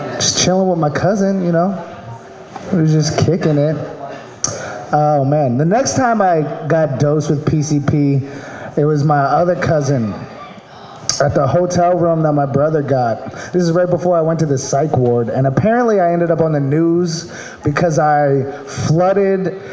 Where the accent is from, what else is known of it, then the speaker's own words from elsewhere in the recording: Maryland, United States; moved away; I'm from Maryland